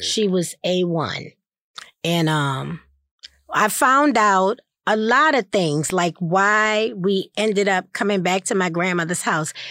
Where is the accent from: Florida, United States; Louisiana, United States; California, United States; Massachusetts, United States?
Louisiana, United States; New Orleans; I was born in New Orleans, brought home from the hospital to my grandmother and grandfather's